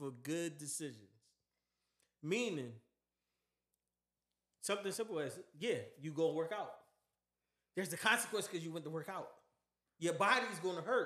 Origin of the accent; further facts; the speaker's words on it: Philadelphia, Pennsylvania, United States; I'm from Philly